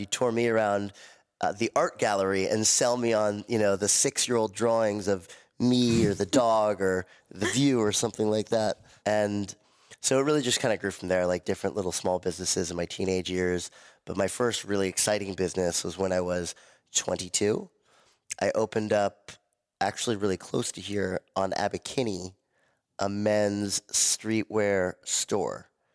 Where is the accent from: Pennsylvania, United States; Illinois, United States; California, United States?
California, United States; Malibu; also born or lived in Miami; growing up in Malibu around a family of entrepreneurs